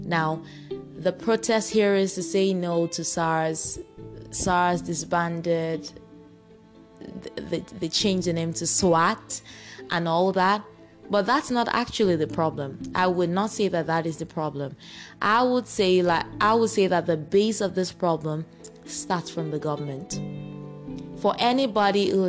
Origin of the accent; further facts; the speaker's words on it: Nigeria; I am proud to say I'm a Nigerian